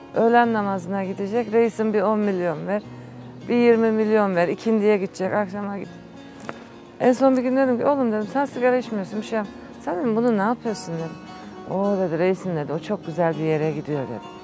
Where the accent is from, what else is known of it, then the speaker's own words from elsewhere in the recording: Istanbul, Turkey; ben doğma büyüme İstanbul.